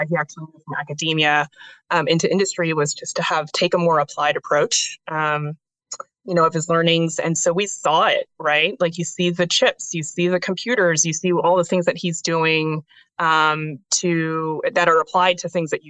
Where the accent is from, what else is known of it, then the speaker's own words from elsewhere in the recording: Cupertino, California, United States; also born or lived in Kentucky; I grew up actually here in the Bay Area, was born in Kentucky, but less than 5 months after I was born, I was moved to here in San Francisco.